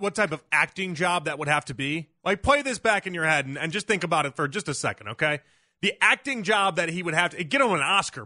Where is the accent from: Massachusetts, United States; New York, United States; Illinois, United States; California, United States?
Illinois, United States; Chicago; I'm from Chicago